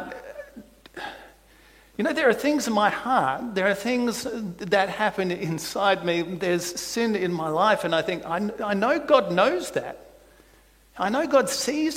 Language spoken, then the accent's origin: English; South Australia, Australia; moved away; I come from South Australia.